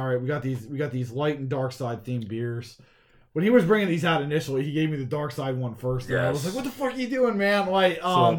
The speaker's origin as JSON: {"language": "English", "region": "South Florida", "country": "United States", "moved": "yes", "said": "Yes, you know, like, I'm from Florida. I'm from South Florida"}